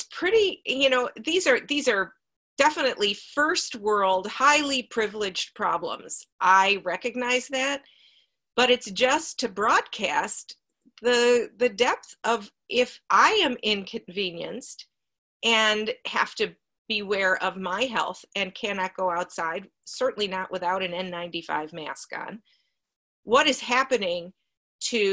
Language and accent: English; Cleveland, Ohio, United States; now in Seattle, United States; I grew up in Cleveland